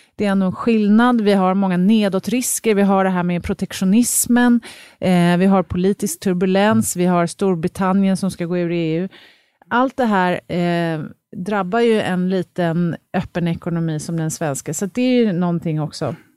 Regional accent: Sweden; som svenskar

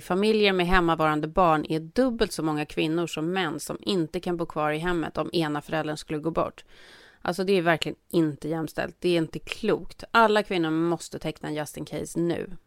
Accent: Sweden; now in United States; oss som svenskar

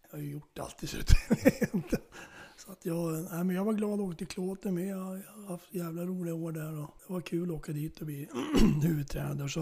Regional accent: Norrland, Sweden; now in Flen, Sweden; jag är ju norrlänning så jag är, jag är uppe i min hemgård ibland.

